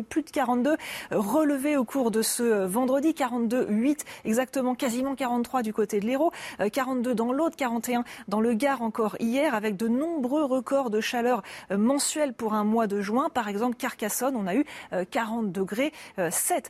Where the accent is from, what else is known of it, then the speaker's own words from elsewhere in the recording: Argentina; Il fait trop chaud pour moi. Moi, je viens d'Argentine. C'est l'hiver là-bas.